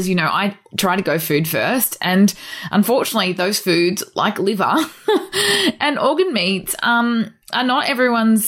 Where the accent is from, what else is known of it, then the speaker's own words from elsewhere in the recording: North Queensland, Australia; I grew up in North Queensland, so we were made to be afraid of the sun